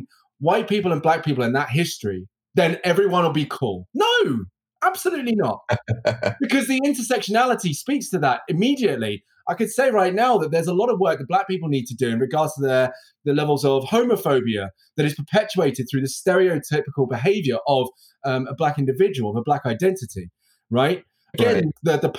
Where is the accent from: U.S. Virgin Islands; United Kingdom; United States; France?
United Kingdom; also born or lived in Birmingham; Me being British and having the accent and the enunciation that I have